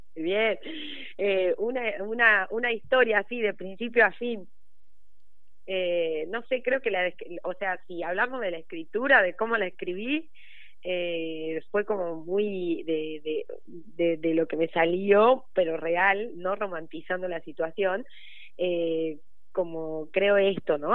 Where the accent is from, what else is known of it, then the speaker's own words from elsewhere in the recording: Jujuy, Argentina; also born or lived in Córdoba, Argentina; now in Buenos Aires, Argentina; yo nací ahí en Jujuy